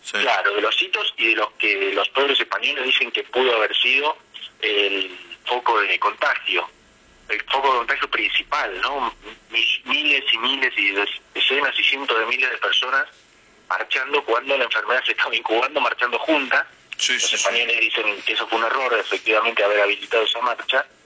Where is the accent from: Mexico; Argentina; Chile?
Argentina; Necochea, Buenos Aires Province; Eh, yo soy de Necochea, por ejemplo, y en Necochea hay seis, siete cajeros automáticos.